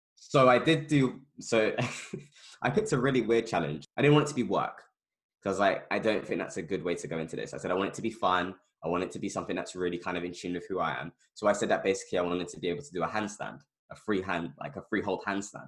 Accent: London, United Kingdom; I've lived in the same area my entire life, basically, um, Northwest London

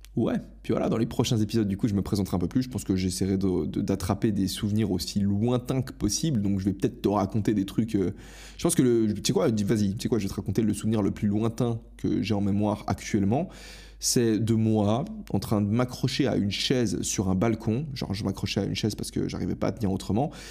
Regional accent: Switzerland; moved away as an adult; j'ai quitté ma Suisse natale

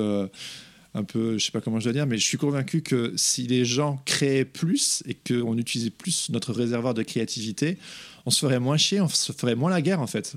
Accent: Belgium; moved away; also born or lived in England; je suis pas anglais, je suis belge

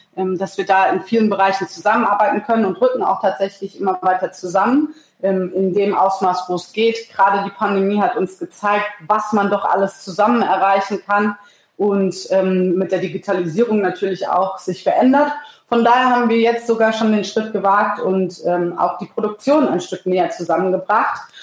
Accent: Rheingau, Hesse, Germany; now in Palatinate, Germany; bei uns im Rheingau

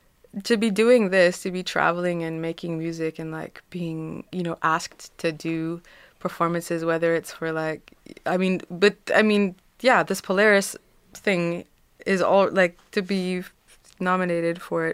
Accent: Nanaimo, British Columbia, Canada; also born or lived in Vancouver, Canada / Cape Town, South Africa; Born in Vancouver. I was born in Vancouver. I grew up between Nanaimo and Vancouver Island

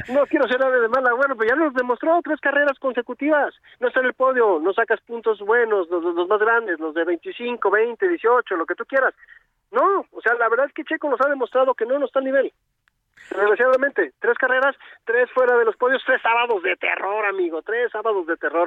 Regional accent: Mexico; como mexicanos

